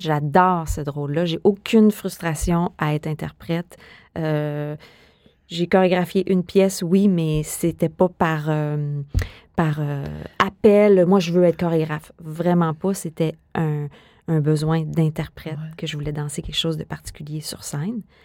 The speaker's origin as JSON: {"language": "French", "town": "Montreal", "region": "Quebec", "country": "Canada", "also_born_or_lived": "Netherlands", "moved": "as an adult", "said": "moi, je viens de Montréal"}